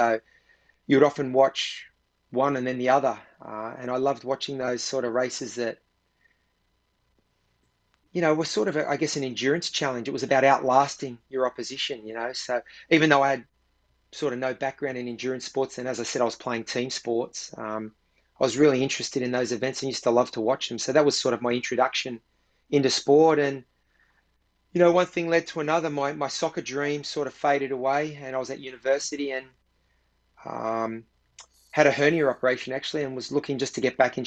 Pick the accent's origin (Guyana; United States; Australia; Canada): Australia; Sydney, New South Wales; also born or lived in Cronulla; sort of grew up. Well, it's now called the inner west of Sydney, but it used to be called the western suburbs back in the day.